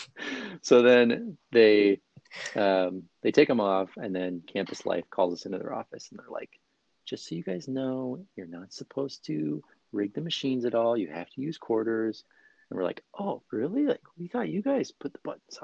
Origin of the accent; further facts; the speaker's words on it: Sioux Falls, South Dakota, United States; moved away as an adult; now in Minneapolis, United States; I grew up in Sioux Falls, South Dakota, the heart of America